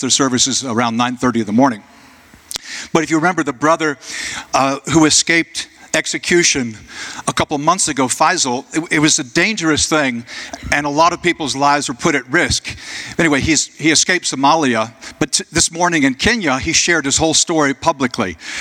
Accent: Jacksonville, United States; Jacksonville, my hometown

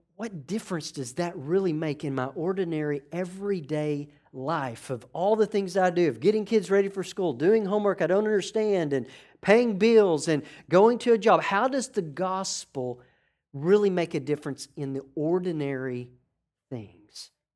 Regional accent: New York, United States; I'm from New York

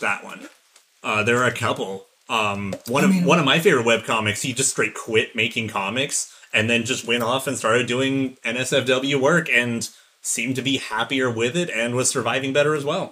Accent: United States; as an American

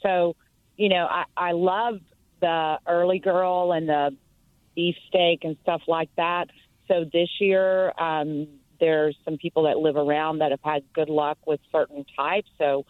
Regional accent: Kentucky, United States; now in Crowley, United States; what I was raised in Kentucky.

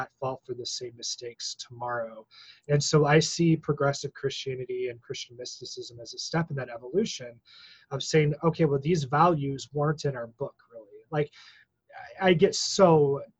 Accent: Missouri, United States; me growing up in Missouri and, like, being in elementary school in 1992

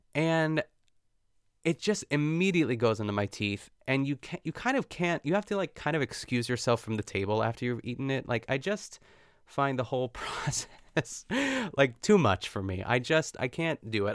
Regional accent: North Huntington, Pennsylvania, United States; my hometown of North Huntington, Pennsylvania

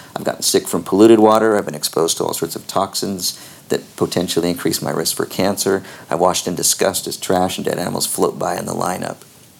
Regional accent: Newport Beach, California, United States; Growing up in Newport Beach and with all my friends, and you know, everybody surfed, but I never knew a surfer who was into the … or surf music.

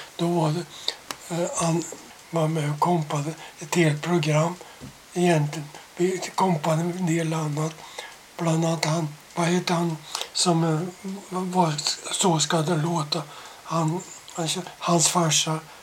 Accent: Sweden; jag var svensk

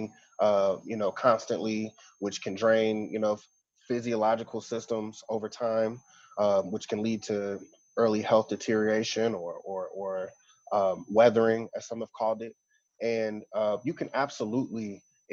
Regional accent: St. Louis, Missouri, United States; moved away as an adult; also born or lived in Atlanta, Georgia / Memphis, Tennessee / Kentucky; now in Birmingham, United States; I also am from St. Louis, Missouri

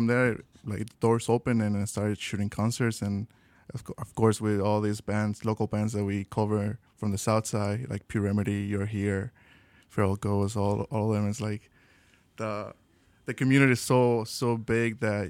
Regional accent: Mexico; now in Chicago, United States; We're from Mexico

